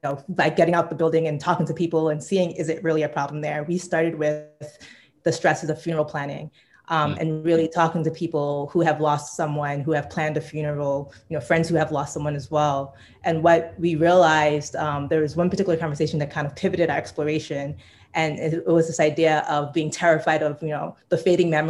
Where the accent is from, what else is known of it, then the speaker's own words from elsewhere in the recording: New York, United States; also born or lived in Bay Area; now in Chicago, United States; I'm originally from Brooklyn, currently live in Chicago, by way of the Bay Area